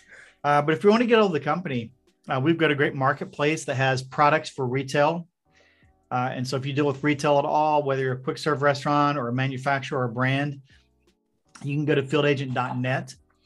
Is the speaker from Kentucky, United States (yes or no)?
yes; Eastern Kentucky, United States; moved away as an adult; So I grew up in Eastern Kentucky. Family was railroaders and coal miners.